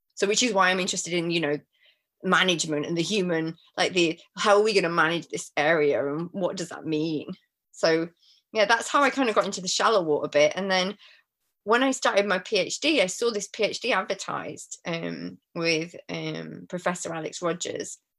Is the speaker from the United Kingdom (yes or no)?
yes; Manchester, North West England, United Kingdom; moved away; also born or lived in Madagascar; I'm from Manchester, which is, you know, not on the sea